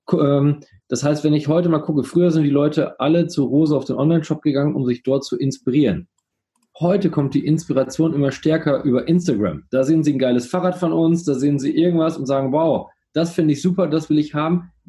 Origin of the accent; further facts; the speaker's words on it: Coesfeld, North Rhine-Westphalia, Germany; auch für kleine Städte wie, ich komme ja aus Coesfeld, wie Coesfeld, kannst du auch da wohnen bleiben